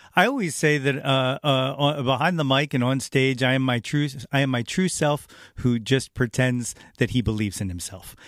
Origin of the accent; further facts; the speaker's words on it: North Wales, Pennsylvania, United States; I'm from North Wales, so I just always wanted to talk to him about the hometown.